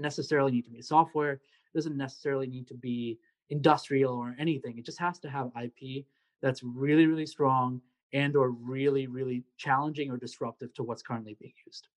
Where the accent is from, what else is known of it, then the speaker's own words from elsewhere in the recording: Secaucus, New Jersey, United States; moved away as an adult; also born or lived in New York City, New York; now in Columbia, United States; I am from Secaucus, New Jersey. Born and raised in New Jersey